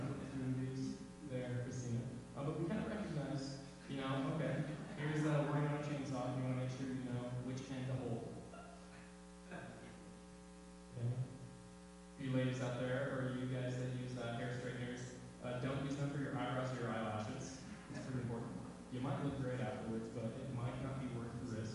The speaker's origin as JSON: {"language": "English", "town": "Salem", "region": "Oregon", "country": "United States", "tie": "born or raised there", "moved": "yes", "said": "my hometown in Salem, Oregon"}